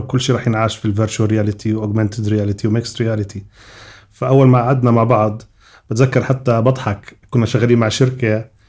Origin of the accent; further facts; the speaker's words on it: Jordan; moved away as an adult; also born or lived in United States; عندنا بالاردن